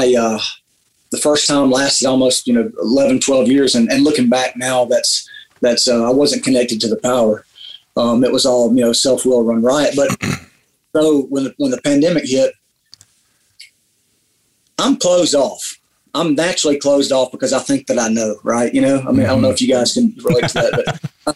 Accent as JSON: {"language": "English", "area": "Bible Belt", "region": "Southeastern United States", "country": "United States", "tie": "born or raised there", "said": "I grew up in the Bible Belt, right? And so things are a little bit different here in southeastern United States"}